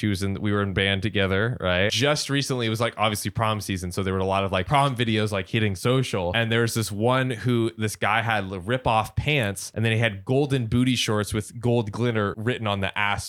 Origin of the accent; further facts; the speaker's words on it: Texas, United States; I guess I'll begin by saying I'm a 25 female and I'm from Texas.